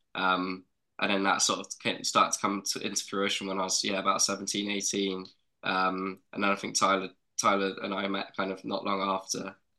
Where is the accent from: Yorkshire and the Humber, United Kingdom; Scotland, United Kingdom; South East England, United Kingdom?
South East England, United Kingdom; South Coast of England; we're very, very lucky to have grown up where we grew up. Like it was full of amazing scenery. Got seas right on our doorstep